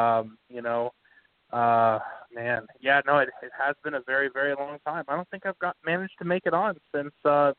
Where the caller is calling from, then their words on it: Greenfield, Ohio, United States; Calling from Greenfield, Ohio.